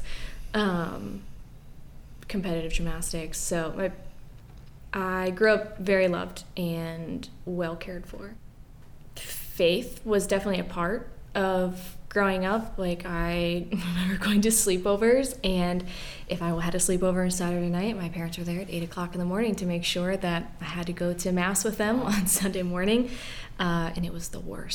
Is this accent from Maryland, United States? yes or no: yes; Frederick, Maryland, United States; also born or lived in Jefferson; I'm a townie, born and raised here.